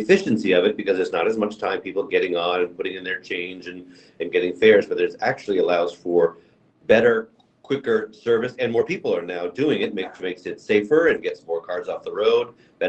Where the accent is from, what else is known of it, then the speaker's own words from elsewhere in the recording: Amherst, Massachusetts, United States; I grew up in Amherst, I still live there.